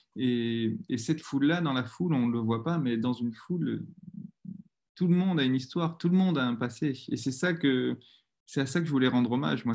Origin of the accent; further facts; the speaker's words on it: Bordeaux, Nouvelle-Aquitaine, France; j'ai grandi à Bordeaux, dans un quartier assez calme, tranquille.